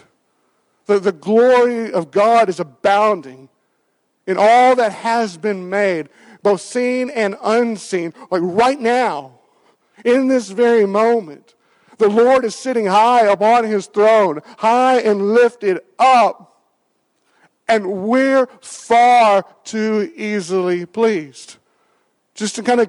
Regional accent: Western Kentucky, United States; I grew up in Western Kentucky, and I grew up with county fairs

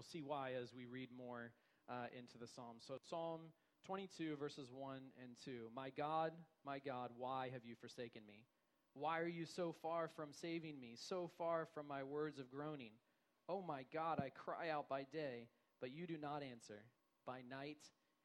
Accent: United States; I'm an American too. I grew up here experiencing Western logic

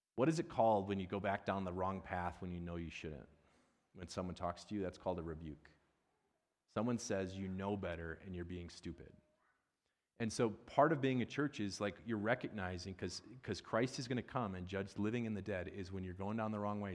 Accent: Midwest, United States; I'm from the Midwest

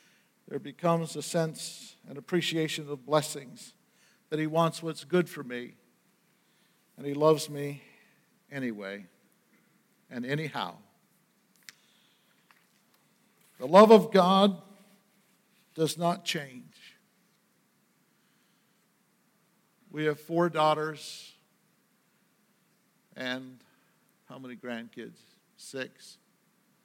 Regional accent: Maine, United States; We didn't have any money when we were growing up in Maine

